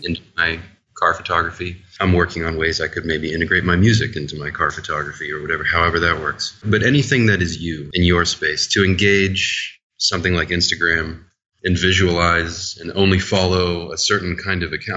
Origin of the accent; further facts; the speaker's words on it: New Orleans, Louisiana, United States; I was raised in New Orleans playing music